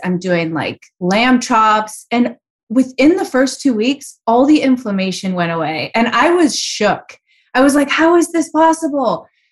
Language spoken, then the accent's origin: English; Chicago, Illinois, United States; It was very unusual growing up in Chicago in the eighties